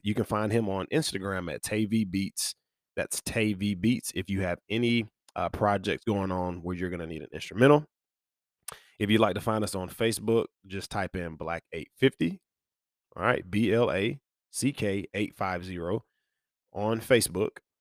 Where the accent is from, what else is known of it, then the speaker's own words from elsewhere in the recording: near Birmingham, Alabama, United States; So I grew up near Birmingham, Alabama, which is the bigger metro, um, in the central region of Alabama where I'm from